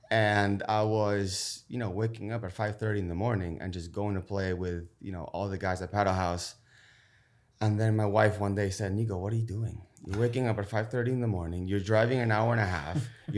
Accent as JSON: {"language": "English", "region": "Buenos Aires", "country": "Argentina", "said": "Originally from Buenos Aires, Argentina."}